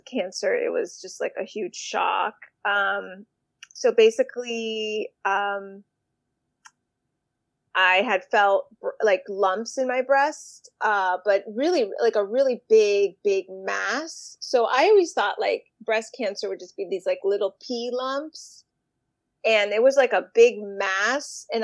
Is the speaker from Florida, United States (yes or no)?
yes; Miami, Florida, United States; now in Boston, United States; I live in Boston, Massachusetts. Originally, I'm from Miami